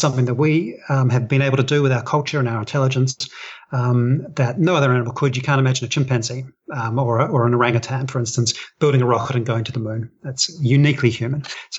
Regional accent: New Zealand; accent: New Zealand; those songs are passed on culturally, exactly like an accent or something like that, like my New Zealand accent.

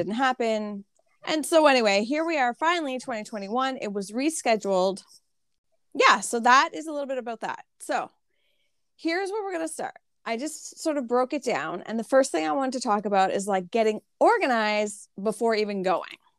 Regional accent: Canada; I'm Canadian

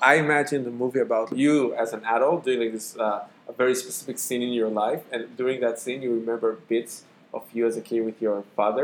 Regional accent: Israel; accent: Israeli; my Israeli accent

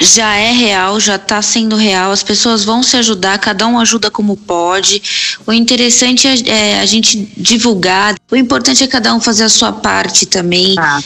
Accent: Praia Grande, São Paulo, Brazil; also born or lived in São Vicente / Santos; eu sou da região litoral paulista. Eu sou nascida em São Vicente, fui criada em Praia Grande, em Santos

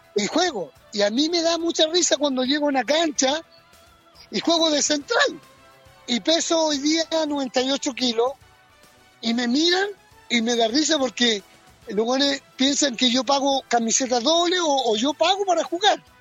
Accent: Chile; somos los chilenos

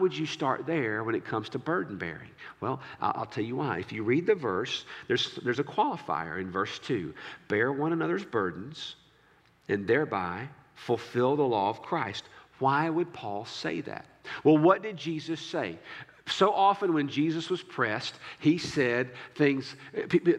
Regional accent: United States; as an American

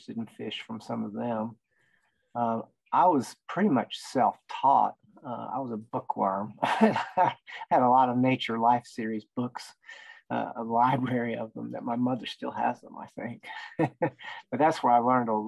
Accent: Northwest Arkansas, United States; also born or lived in England; I grew up in Northwest Arkansas

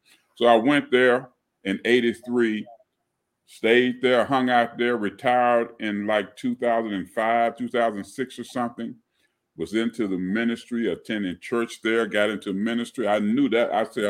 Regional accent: Chattanooga, Tennessee, United States; moved away as an adult; also born or lived in Aiken, South Carolina; now in Atlanta, United States; born and raised in Chattanooga, Tennessee. You know, it's north of Atlanta, so I'm from the north.

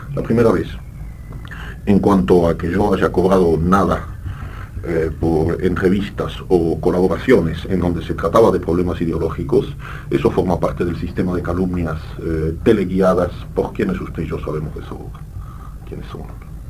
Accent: Argentina; born or raised there; accent: French accent; first language French; also born or lived in Brussels, Belgium

